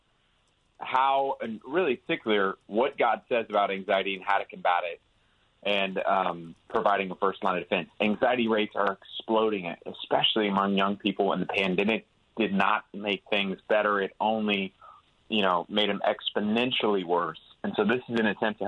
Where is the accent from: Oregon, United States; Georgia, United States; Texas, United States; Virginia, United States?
Texas, United States; Houston; I'm from the South, and I'm from Houston